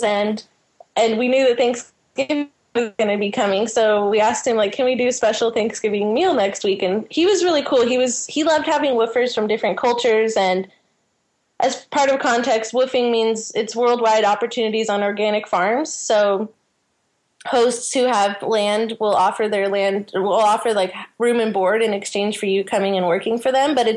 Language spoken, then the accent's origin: English; California, United States; moved away as an adult; also born or lived in south of France; now in France; I'm from California, and now I'm living in the south of France.